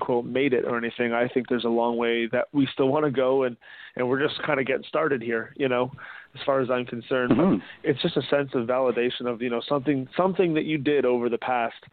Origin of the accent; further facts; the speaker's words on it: Ajax, Ontario, Canada; I'm from Ajax